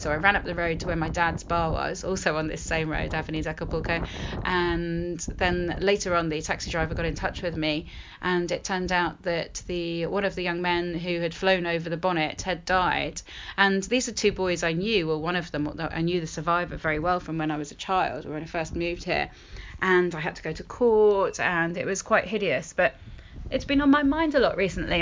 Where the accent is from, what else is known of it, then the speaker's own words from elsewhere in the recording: the north of England, United Kingdom; the place I grew up. I was born in the north of England.